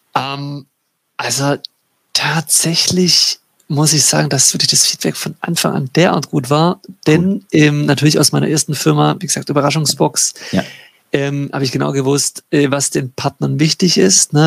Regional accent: Baden-Württemberg, Germany; Ich komme aus, aus Baden-Württemberg in Deutschland.

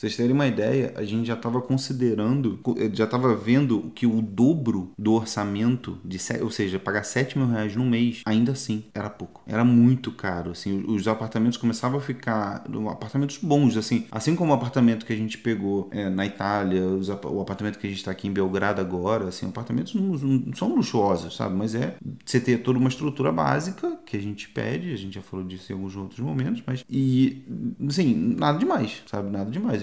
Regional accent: Brazil; also born or lived in Italy; now in Canada; eu sou brasileiro

